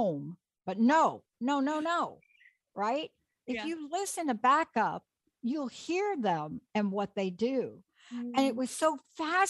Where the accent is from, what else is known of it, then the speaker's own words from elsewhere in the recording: New York City, New York, United States; I grew up in New York on the in the Bronx.